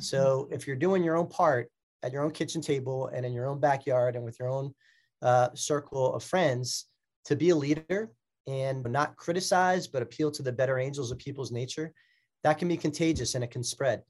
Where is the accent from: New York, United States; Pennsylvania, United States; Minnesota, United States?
Pennsylvania, United States; Bucks County; also born or lived in Philadelphia; my birth city of Philadelphia. So I represent my hometown in Bucks County, Pennsylvania.